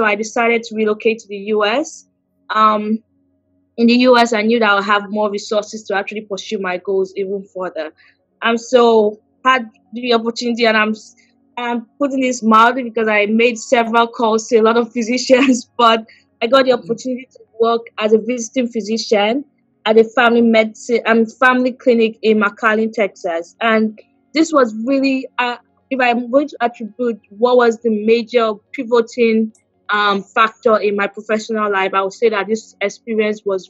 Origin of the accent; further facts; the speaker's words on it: Lagos, Nigeria; I grew up in Lagos, Nigeria.